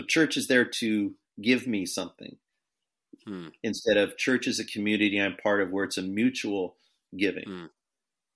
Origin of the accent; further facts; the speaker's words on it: United States; as American Christians